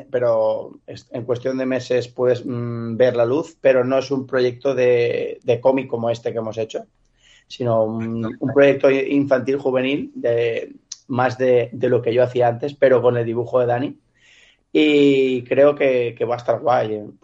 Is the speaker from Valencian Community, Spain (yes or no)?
yes; Valencian Community, Spain; un domingo, como valenciano, en la paella, eh, mi padre sacó el tema